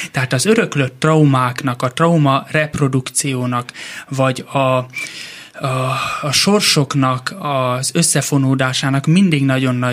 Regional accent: Pécs, Baranya, Hungary; born there; Pécset születtünk, de tulajdonképp csak megszülettünk ott, mivel koraszülöttek

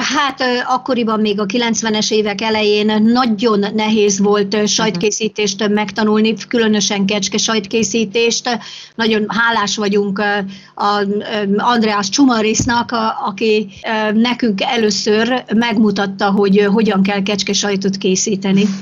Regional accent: Dunaújváros, Fejér, Hungary; also born or lived in Perkáta; now in Gyűrűfű, Hungary; Én magam eh, Stálin városban születtem

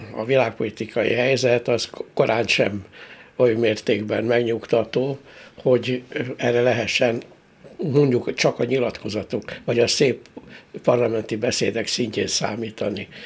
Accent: Hungary; büszke magyarként

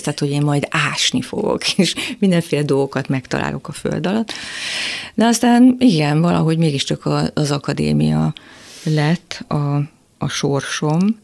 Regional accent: Miskolc, Borsod-Abaúj-Zemplén, Hungary; moved away; én Miskolcról jöttem föl

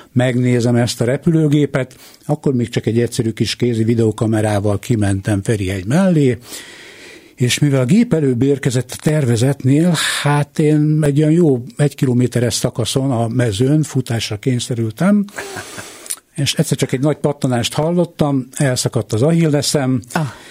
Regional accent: Hungary; A repülőtér mellett lakom a mai napig, ott is születtem

